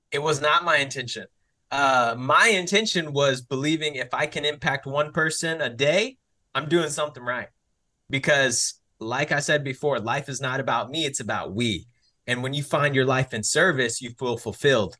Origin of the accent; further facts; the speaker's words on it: Mansfield, Texas, United States; I was born and raised in Texas, to be specific, Mansfield, Texas